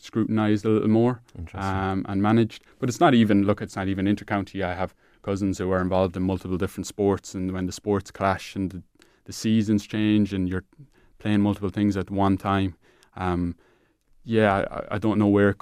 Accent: Clareen, Leinster, Ireland; I'm from Clarine

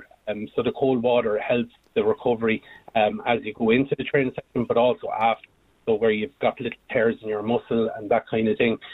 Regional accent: Multyfarnham, Leinster, Ireland; We're both from Multifernan, County Westmeath

